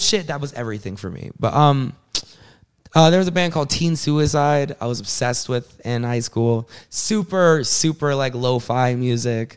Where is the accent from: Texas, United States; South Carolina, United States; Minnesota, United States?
South Carolina, United States; moved away as an adult; also born or lived in Atlanta, Georgia; now in Long Island, United States; I'm an artist, born in Atlanta, grew up in South Carolina